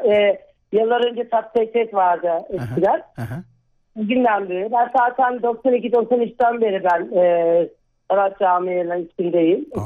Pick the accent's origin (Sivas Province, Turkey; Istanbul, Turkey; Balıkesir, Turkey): Sivas Province, Turkey; Sivas; ben 48 yaşındayım. Sivaslıyım.